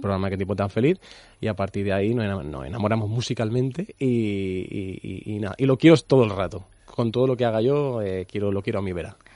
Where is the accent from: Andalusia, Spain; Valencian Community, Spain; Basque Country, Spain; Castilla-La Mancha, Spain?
Andalusia, Spain; somos andaluces haciendo música en inglés